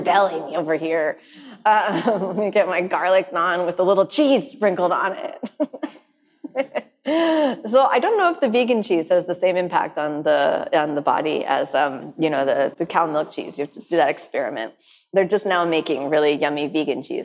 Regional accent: United States; I grew up in the United States

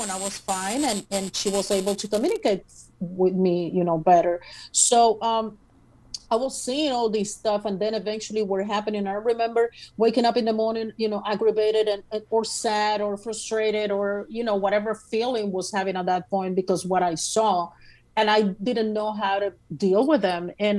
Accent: Puerto Rico; Puerto Rico.

